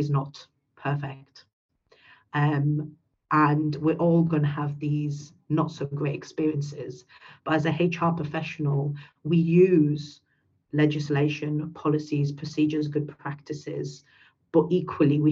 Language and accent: English; United Kingdom; first language English; I'm a British Pakistani